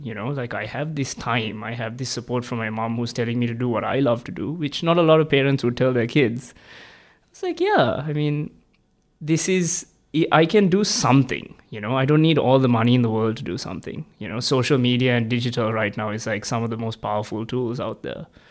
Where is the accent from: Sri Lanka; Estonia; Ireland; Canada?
Sri Lanka; moved away as an adult; now in Melbourne, Australia; I'm an international student. I'm originally from Sri Lanka